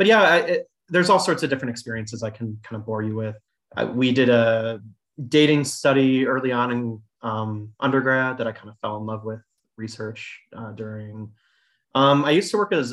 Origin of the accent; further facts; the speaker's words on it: Chicago, Illinois, United States; also born or lived in Michigan; I was born in Chicago, south side of Chicago, and I went to Illinois, University of Illinois.